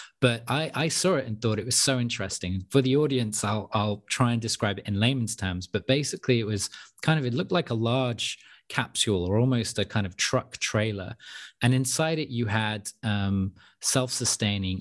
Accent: United Kingdom; also born or lived in Europe; I'm British, but I'm also European. So I've grew up in Europe to some extent

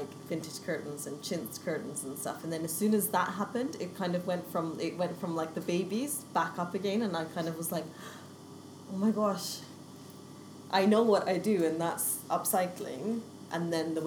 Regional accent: Vancouver, British Columbia, Canada; also born or lived in Kent; now in London, United Kingdom; I was born in Vancouver in the west coast of Canada. Moved to London, well, moved to Kent in 1998, which was a giant culture shock.

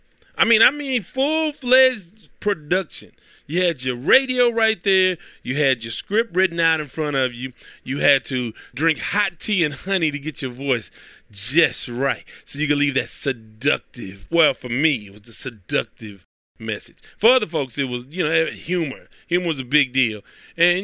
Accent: United States; I'm from the United States

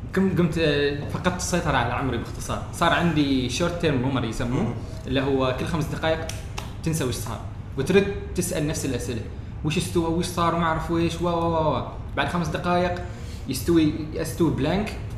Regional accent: Oman; انا من عمان

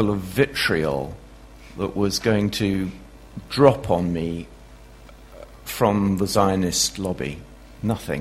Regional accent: United Kingdom; I'm a Brit

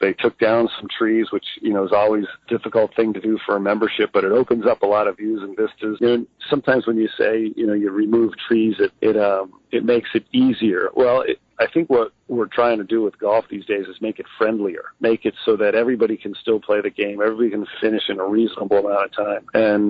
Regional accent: Barrington, Rhode Island, United States; I grew up at Rhode Island Country Club in Barrington, Rhode Island.

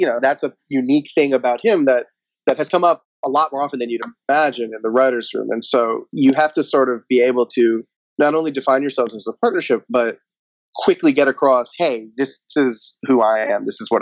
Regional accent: Fort Lauderdale, Florida, United States; moved away as an adult; now in Los Angeles, United States; as a young lad growing up in Fort Lauderdale, Florida

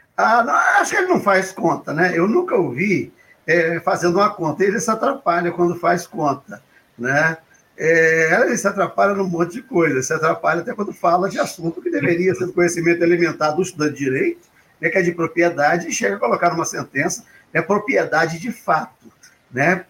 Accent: Minas Gerais, Brazil; eu, sou mineiro, e lá em Minas Gerais

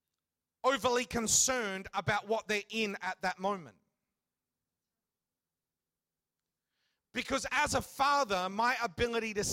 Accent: Western Australia, Australia; I grew up a bit of a surfy type of kid, growing up in Western Australia

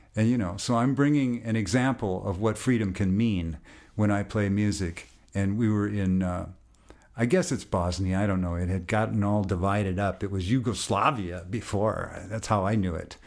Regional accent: United States; I'm an American

